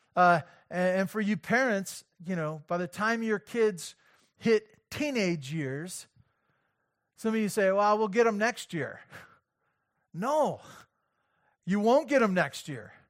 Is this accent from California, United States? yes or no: yes; Santa Barbara, California, United States; as a good American kid, uh, growing up in Santa Barbara